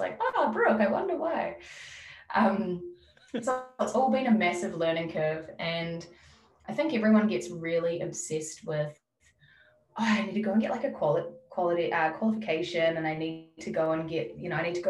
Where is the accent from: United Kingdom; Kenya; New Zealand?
New Zealand; now in Melbourne, Australia; my family back in New Zealand. I don't see myself living in my hometown